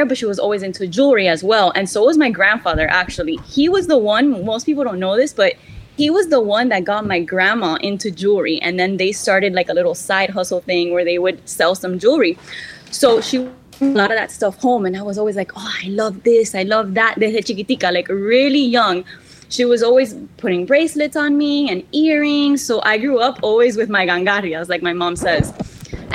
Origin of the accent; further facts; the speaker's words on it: Miami, Florida, United States; also born or lived in San Francisco; I was born and raised in Miami